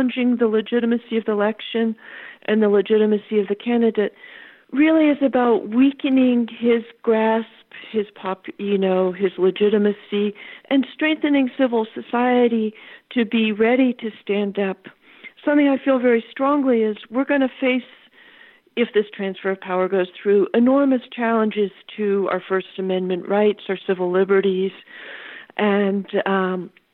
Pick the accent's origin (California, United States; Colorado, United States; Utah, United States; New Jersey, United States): California, United States; I'm a Californian